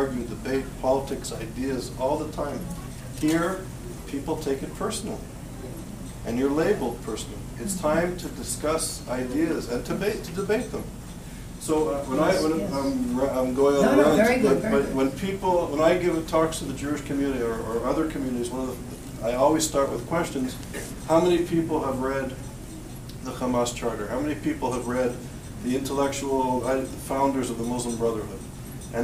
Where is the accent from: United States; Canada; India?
Canada; moved away; also born or lived in Europe / Israel; growing up in Canada and living in Europe and Israel